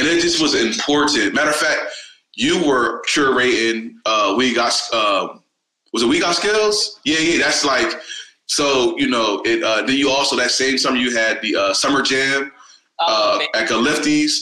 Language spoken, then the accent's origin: English; Harrisburg, Pennsylvania, United States; the history that we grew up on here in Harrisburg